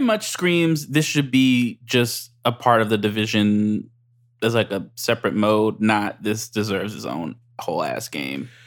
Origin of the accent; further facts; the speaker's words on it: United States; I'm American